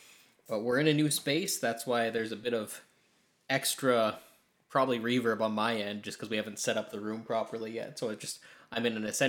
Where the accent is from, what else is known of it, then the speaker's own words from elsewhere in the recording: Ireland; Yeah. I'm Irish, though. That didn't help me at all.